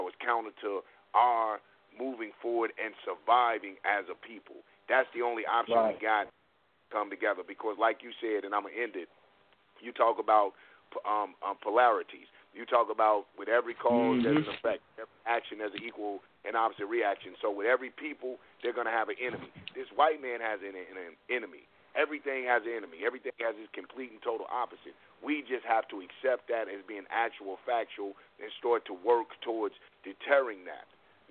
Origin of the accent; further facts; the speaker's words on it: Cleveland, Ohio, United States; I'm from Cleveland